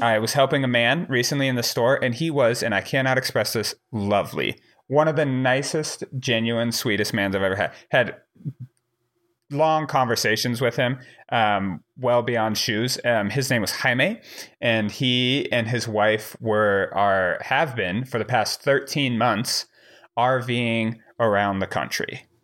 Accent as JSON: {"language": "English", "region": "Wyoming", "country": "United States", "tie": "born or raised there", "also_born_or_lived": "Missouri", "said": "I grew up in Wyoming, but, um, I was, I was born in Missouri"}